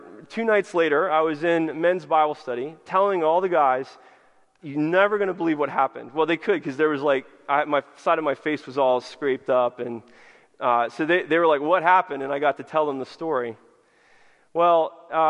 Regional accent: United States; us Americans

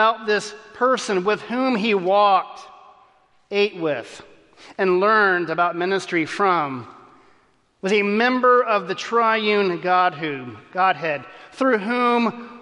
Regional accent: Texas, United States; As a kid growing up in Texas

